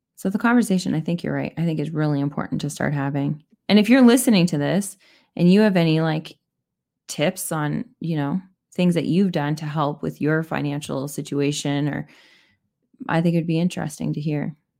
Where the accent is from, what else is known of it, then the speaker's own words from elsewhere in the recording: Canada; I'm Canadian